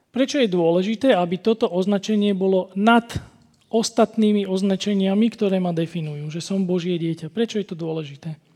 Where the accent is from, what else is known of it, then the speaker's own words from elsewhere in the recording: Slovakia; u nás na Kopaniciach sa tomu hovorí, že moja huba predbieha môj rozum